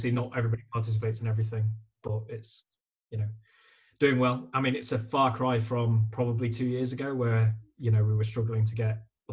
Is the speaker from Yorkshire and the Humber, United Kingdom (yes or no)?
yes; Leeds, Yorkshire and the Humber, United Kingdom; also born or lived in London; I'm from Leeds